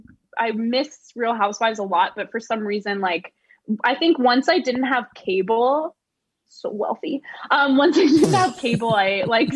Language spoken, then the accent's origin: English; Los Angeles, California, United States; I grew up in Los Angeles.